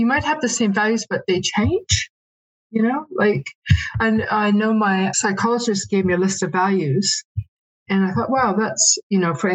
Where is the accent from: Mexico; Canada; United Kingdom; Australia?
Canada; now in New Zealand; I had to travel back to Canada. I'm from Canada.